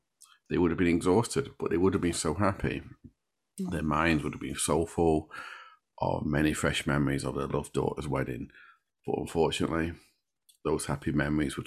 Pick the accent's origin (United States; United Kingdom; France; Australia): United Kingdom; Sheffield, Yorkshire and the Humber; I come from Sheffield